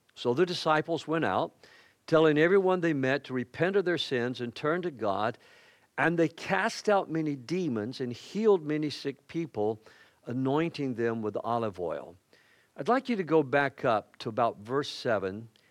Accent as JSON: {"language": "English", "town": "Macon", "region": "Georgia", "country": "United States", "tie": "born or raised there", "said": "I grew up in the Bible Belt, on the buckle of the Bible Belt"}